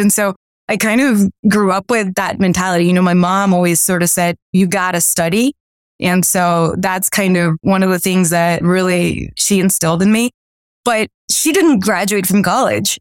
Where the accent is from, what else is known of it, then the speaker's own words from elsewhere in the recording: Miami, Florida, United States; also born or lived in Colombia; I grew up in Miami